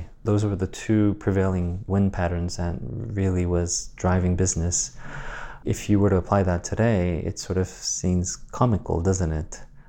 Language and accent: English; Guam; born there; I was born in Guam, but quickly my grandmother in Asia started to raise me.